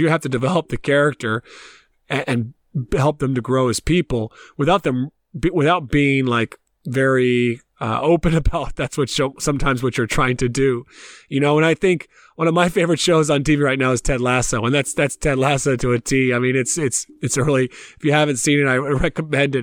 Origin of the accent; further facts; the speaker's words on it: Columbia, South Carolina, United States; moved away as an adult; also born or lived in Tennessee / Pennsylvania; now in Ireland; I left South Carolina where I grew up and I played. Obviously, I grew up in Columbia.